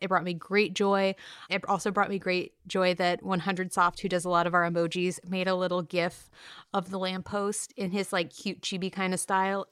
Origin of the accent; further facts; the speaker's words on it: California, United States; now in New York, United States; I grew up in California